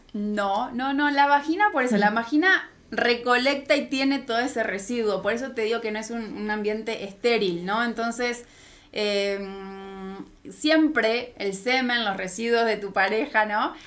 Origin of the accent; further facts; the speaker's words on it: Argentina; moved away as an adult; now in Mexico; soy de Argentina, por eso mi acento